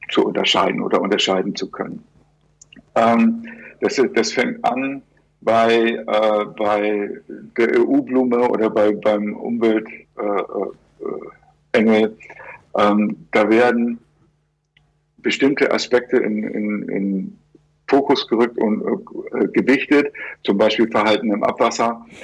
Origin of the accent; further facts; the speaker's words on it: Hamburg, Germany; als ich Kind war, da hatten wir, äh, ich, ich, ich stamme aus Hamburg